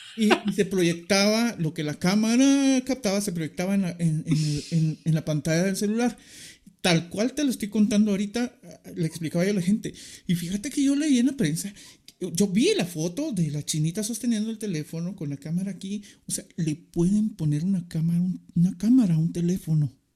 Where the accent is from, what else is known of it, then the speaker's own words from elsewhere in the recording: Guatemala; somos guatemaltecos